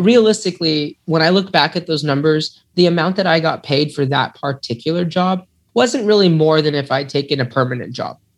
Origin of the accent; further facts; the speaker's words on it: California, United States; moved away; also born or lived in Texas; I'm from California, but I don't claim that as home